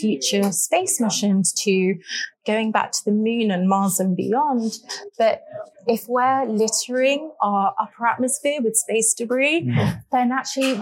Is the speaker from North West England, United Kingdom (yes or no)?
no; London, United Kingdom; also born or lived in New York / Los Angeles / Miami / Germany; I'm from London, born and raised.